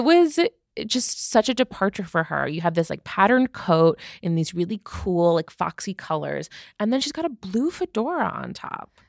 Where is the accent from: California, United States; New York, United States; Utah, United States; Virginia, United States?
New York, United States; I'm a New Yorker